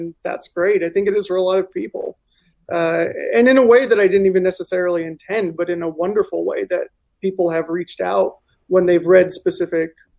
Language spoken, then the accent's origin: English; Salinas, California, United States; I grew up in Steinbeck country, Salinas, very close to Monterey